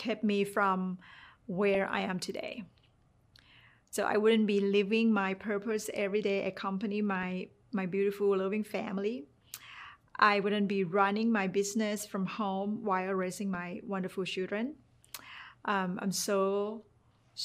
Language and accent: English; Thailand; English is a second language; moved away; while growing up in Thailand, I got a really good paid job